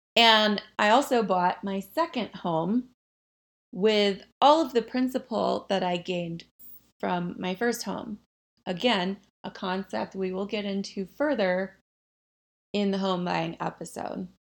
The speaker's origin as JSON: {"language": "English", "region": "the South", "country": "United States", "tie": "born or raised there", "said": "I grew up in the South"}